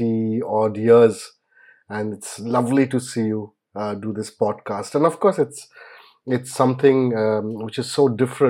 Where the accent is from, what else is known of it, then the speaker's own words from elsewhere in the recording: Kolkata, West Bengal, India; moved away; I was born in Calcutta then, now Kolkata, of course. And I think about the age of 6 or 7, I was promptly carted off to a boarding school.